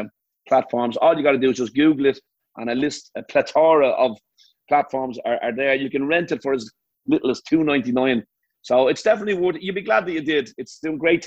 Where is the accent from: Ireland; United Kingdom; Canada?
Ireland; moved away as an adult; now in United States; I love being Irish and I love Ireland